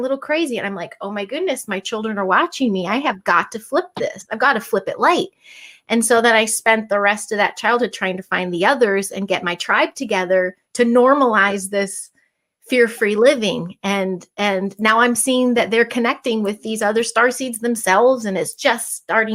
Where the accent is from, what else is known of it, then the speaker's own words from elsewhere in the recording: Chicago, Illinois, United States; I'm from Chicago